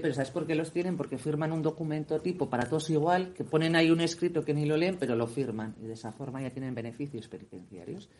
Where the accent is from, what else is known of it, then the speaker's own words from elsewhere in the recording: Vitoria-Gasteiz, Basque Country, Spain; yo he nacido aquí, en el País Vasco, pero eso no quiere decir que yo no sea española